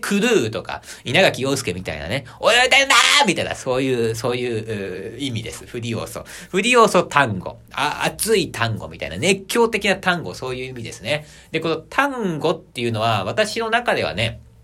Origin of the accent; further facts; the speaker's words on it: Aichi, Japan; also born or lived in Tokyo; 地元の 愛知県に戻ってきまして